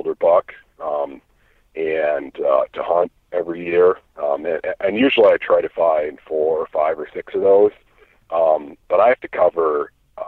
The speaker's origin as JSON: {"language": "English", "region": "Iowa", "country": "United States", "said": "I'm from Iowa. I live in Iowa. I lived a few other places too, in between now and growing up"}